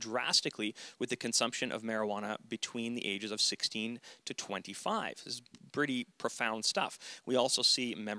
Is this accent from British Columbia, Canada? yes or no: yes; the Kootenays, British Columbia, Canada; we're from the Kootenays